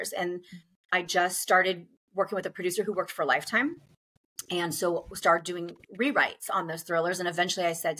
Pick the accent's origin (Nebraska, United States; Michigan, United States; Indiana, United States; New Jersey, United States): Nebraska, United States; moved away as an adult; I grew up in Nebraska, and at the time that I was growing up, I was a child in the 80s